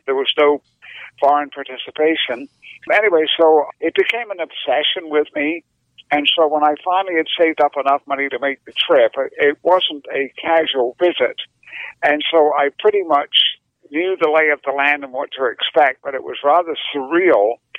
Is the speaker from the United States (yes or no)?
no; United Kingdom; I'm actually British, although it doesn't sound like it anymore.